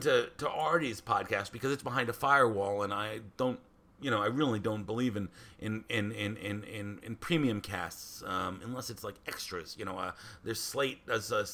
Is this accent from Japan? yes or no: no; New York City, New York, United States; I grew up in New York City